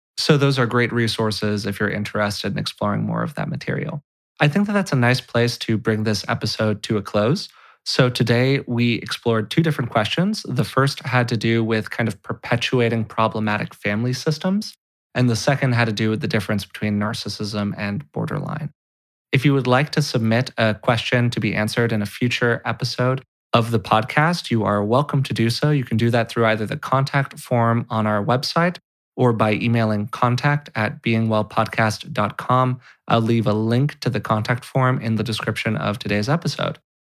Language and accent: English; California, United States; being a white, straight male growing up in California